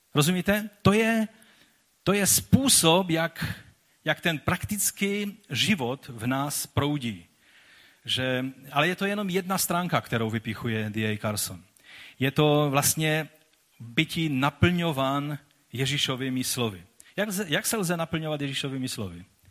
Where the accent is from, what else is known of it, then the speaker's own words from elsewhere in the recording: Czechia; byli jsme takoví dost divoší, než přišlo světlo Evangelia, které proměnilo i tento národ